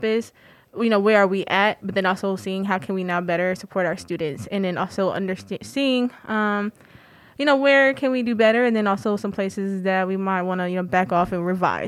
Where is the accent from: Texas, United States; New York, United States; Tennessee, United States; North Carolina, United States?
North Carolina, United States; Raleigh; moved away; Yes, I am from Raleigh, North Carolina.